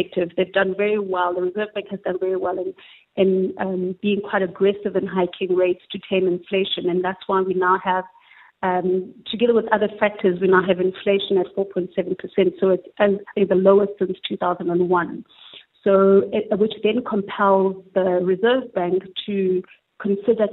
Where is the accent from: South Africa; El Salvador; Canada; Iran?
South Africa; we, as the South African consumers